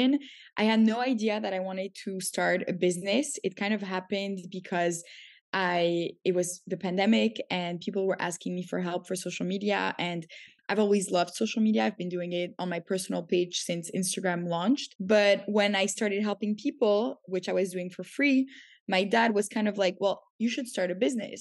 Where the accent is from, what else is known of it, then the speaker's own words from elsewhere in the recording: Canada; moved away as an adult; also born or lived in Paris, France / New York, United States; now in Tel Aviv, Israel; I grew up in Canada. So when I was 7, I moved there.